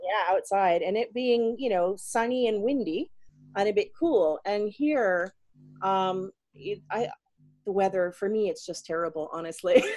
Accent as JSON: {"language": "English", "region": "South Carolina", "country": "United States", "also_born_or_lived": "Gunma, Japan", "moved": "as an adult", "lives_now": "Niigata, Japan", "said": "I am from South Carolina in the USA, and I've lived in Japan for about 20 years now."}